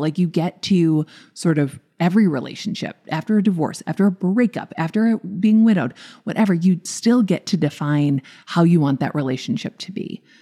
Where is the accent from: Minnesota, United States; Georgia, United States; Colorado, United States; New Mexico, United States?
Minnesota, United States; I'm from Minnesota.